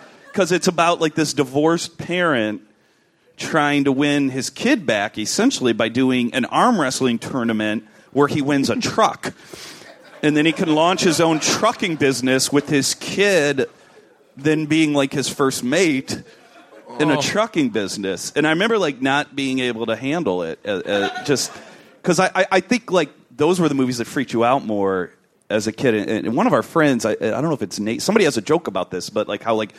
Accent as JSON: {"language": "English", "town": "Cleveland", "region": "Ohio", "country": "United States", "said": "I'm from Cleveland originally"}